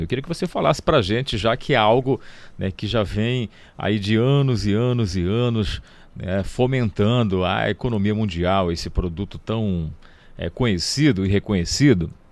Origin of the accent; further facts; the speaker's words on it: Cametá, Pará, Brazil; eu, na minha infância, tive muito contato com a pimenta do reino, nessa região aqui já é, de Cametá, de onde eu sou natural